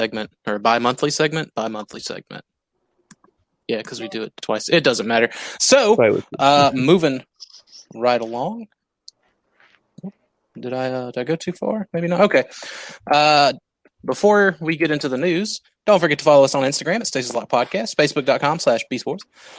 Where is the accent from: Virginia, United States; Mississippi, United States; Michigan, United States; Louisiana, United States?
Louisiana, United States; We're from Louisiana